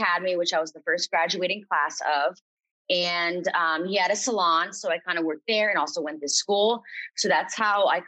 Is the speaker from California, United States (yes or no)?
no; Lehigh Valley, Pennsylvania, United States; moved away as an adult; now in Stroudsburg, United States; I'm from the Lehigh Valley area, Pennsylvania.